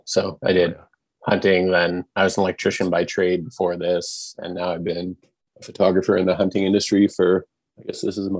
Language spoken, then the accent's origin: English; Lethbridge, Alberta, Canada; Lethbridge, Southern Alberta.